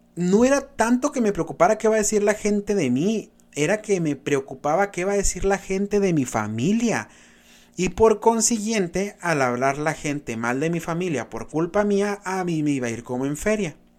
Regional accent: Benjamín Hill, Sonora, Mexico; de mi pueblo, porque soy pueblerino, chamacos, orgullosamente un pueblo ferrocarrilero, Benjamín Hill

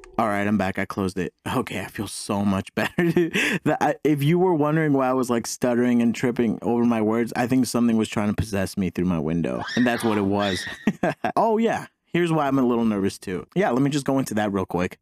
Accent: Mexico; now in United States; I'm an immigrant. I was born in Mexico, such as my mom and my older brother.

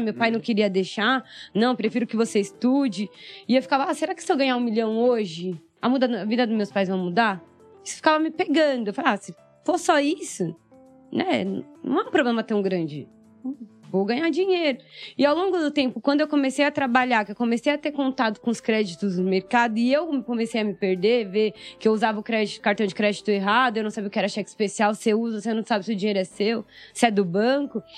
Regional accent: São Paulo, Brazil; also born or lived in Maranhão; Eu sou do Heliópolis, cresci... Heliópolis é uma das maiores comunidades aqui do Brasil. Uhum. Sim. Então cresci lá

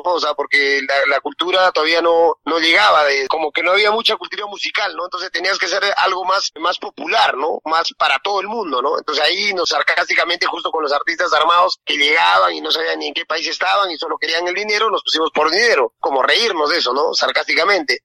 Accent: Peru; yo soy cholo peruano, muy orgulloso

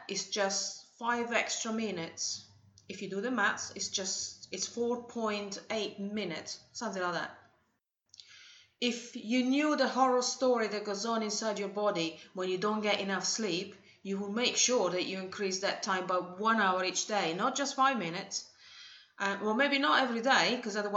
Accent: Italy; moved away; in Italy, my home country

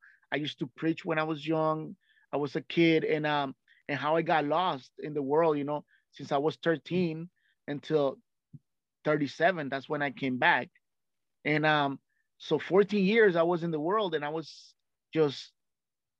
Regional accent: Nicaragua; English is a second language; moved away; I came from Central America, which is Nicaragua, right? It's a very poor country. So where I lived, it was very poor

